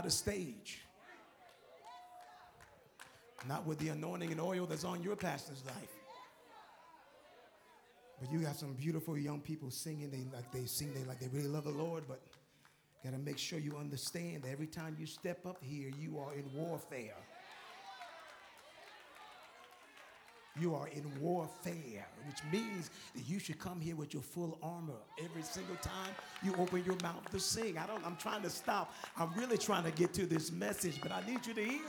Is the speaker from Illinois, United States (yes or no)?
no; New York, United States; I'm from New York